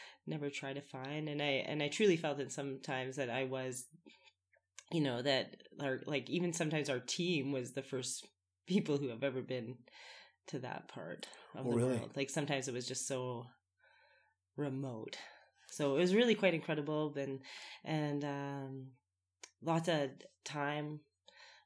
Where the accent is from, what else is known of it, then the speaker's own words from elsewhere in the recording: Winnipeg, Manitoba, Canada; now in Canmore, Canada; I come from Winnipeg, Manitoba